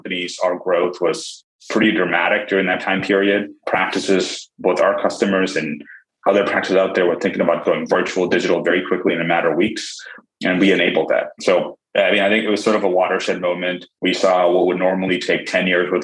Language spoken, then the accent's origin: English; India; now in United States; I was born in India